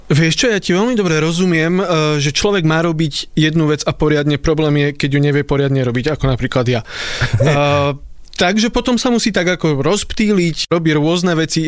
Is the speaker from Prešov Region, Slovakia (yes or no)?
yes; Vysoké Tatry, Prešov Region, Slovakia; moved away; A tam som teda ja vyrastal, strávil som tam asi tak polovicu svojho života zatiaľ